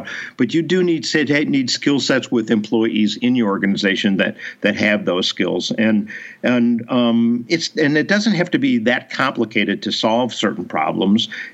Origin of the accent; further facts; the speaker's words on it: Chicago, Illinois, United States; I was raised in Chicago